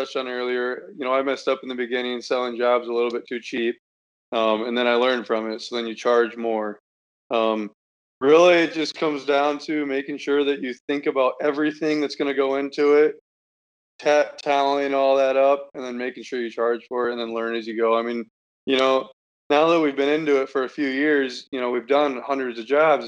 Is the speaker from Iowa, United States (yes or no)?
yes; Iowa, United States; I'm from Iowa. I'm in college.